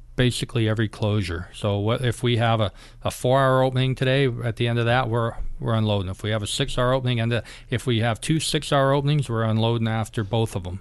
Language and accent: English; Kodiak, Alaska, United States; I grew up in Kodiak